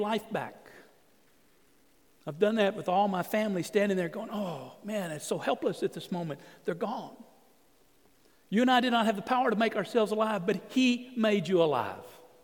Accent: Orange, Texas, United States; moved away as an adult; we grew up in Orange.

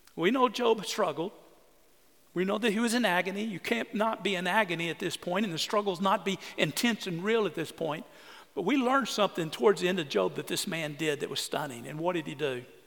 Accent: Orange, Texas, United States; I grew up on the Sabine River, Orange, Texas

